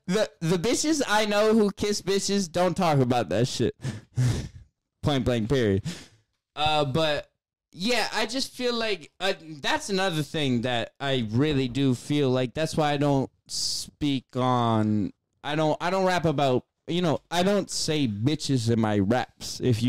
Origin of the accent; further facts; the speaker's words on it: Worcester, Massachusetts, United States; I'm from Worcester, Massachusetts. You know how many guns I've had in my face in my life?